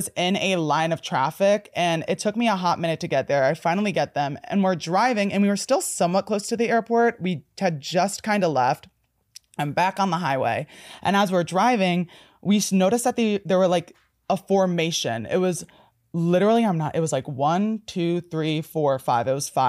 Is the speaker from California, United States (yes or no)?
no; New Jersey, United States; I'm from New Jersey.